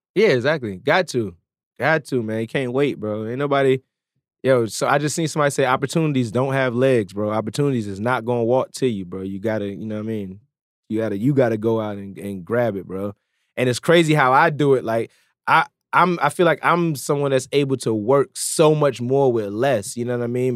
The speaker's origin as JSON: {"language": "English", "town": "Norfolk", "region": "Virginia", "country": "United States", "also_born_or_lived": "Jamaica"}